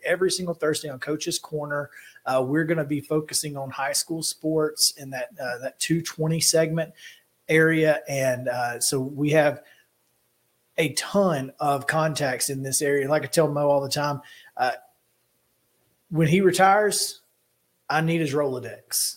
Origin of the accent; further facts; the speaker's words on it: Alabama, United States; moved away as an adult; now in Tennessee, United States; I'm from Alabama. I've only been in Tennessee for five years.